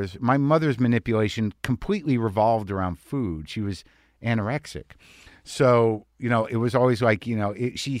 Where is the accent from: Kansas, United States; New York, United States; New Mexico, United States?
New Mexico, United States; I grew up in New Mexico. My family's from Jersey